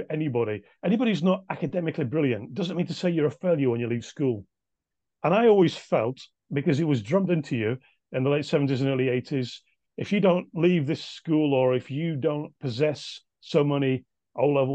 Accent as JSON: {"language": "English", "town": "Nelson", "region": "North West England", "country": "United Kingdom", "tie": "born or raised there", "said": "incredible happy memories of childhood in Nelson."}